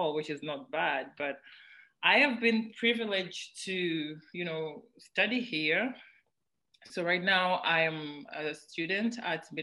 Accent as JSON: {"language": "English", "town": "Kampala", "region": "Central Region", "country": "Uganda", "tie": "born or raised there", "also_born_or_lived": "Mukono / Bombo", "said": "I am from Kawempe. I was born in Kawempe."}